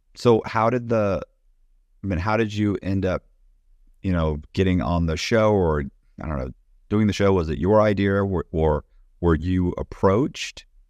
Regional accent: Temple Terrace, Florida, United States; I was raised in Temple Terrace, but nobody knows where Temple Terrace is, so I should say Tampa

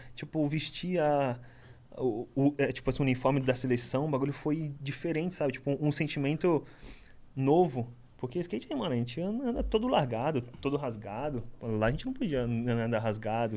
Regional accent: Guarujá, São Paulo, Brazil; born or raised there; also born or lived in Itanhaém

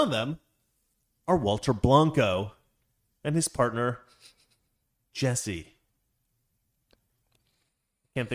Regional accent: Scotland, United Kingdom; All the Jews out there, I'm Scottish. We're worse.

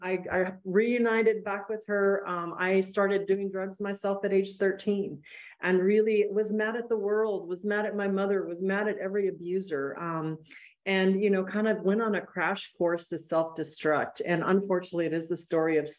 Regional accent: El Paso, Texas, United States; now in Austin, United States; I'm a border town gal. I grew up in El Paso, Texas

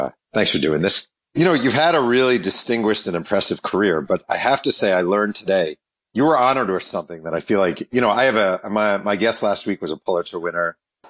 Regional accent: New York, United States; I grew up in New York. And when I was growing up in New York

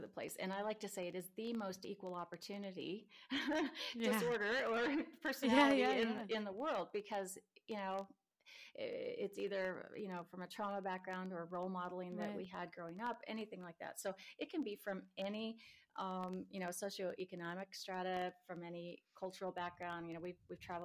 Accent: Nebraska, United States; now in San Diego, United States; I grew up in Nebraska and the roads are really icy sometimes and I hated it

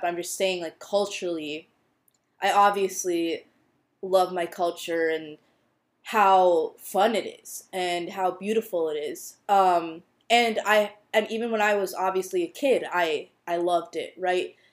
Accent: United States; a brown Indian girl growing up in the U.S.

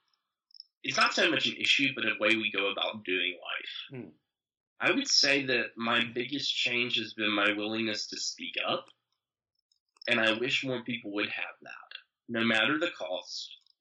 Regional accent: Statesville, North Carolina, United States; I wrote my book about growing up in Statesville

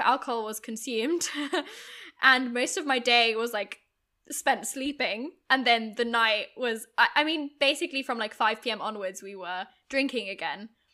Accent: Germany; moved away as an adult; also born or lived in United Kingdom; I grew up in Germany, but went to U K university when I was eighteen

